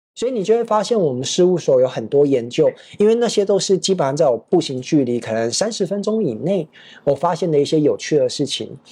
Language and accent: Chinese; Taipei, Taiwan; moved away as an adult; also born or lived in Prague, Czech Republic / China / Thailand; 我小时候是在这个台北 长大，然后学建筑，然后之后，工作了，到这个未研五十五所